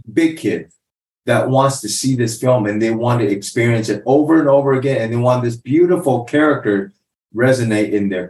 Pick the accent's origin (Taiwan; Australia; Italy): Taiwan; English is a second language; now in United States; In Taiwan, every day I face test paper. Everything has only one answer. Then I went to America.